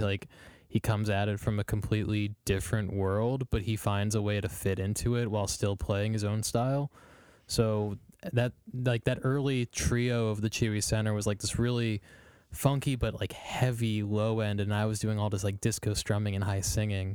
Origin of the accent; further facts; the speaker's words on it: Strongsville, Ohio, United States; I grew up in Strongsville